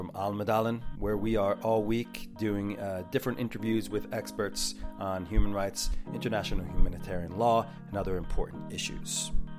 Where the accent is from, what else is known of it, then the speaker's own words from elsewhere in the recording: United States; moved away; I'm from America.